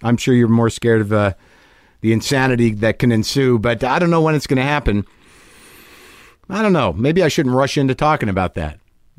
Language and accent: English; Northern New Jersey, United States; that's where I come from. That's where my roots are.